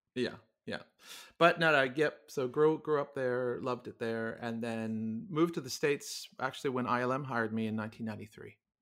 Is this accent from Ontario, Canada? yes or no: yes; Toronto, Ontario, Canada; moved away as an adult; also born or lived in Montreal / Ottawa / New Zealand / California; born, born and raised in Toronto and went to university in Montreal.